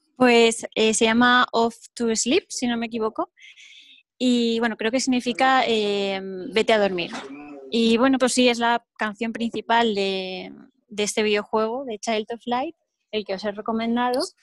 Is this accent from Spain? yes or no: yes; Altea, Valencian Community, Spain; donde vivo, en Altea, eh, es el color del mar. Y mi pueblo, pues es un sitio que vayas a donde vayas prácticamente, tienes vistas al mar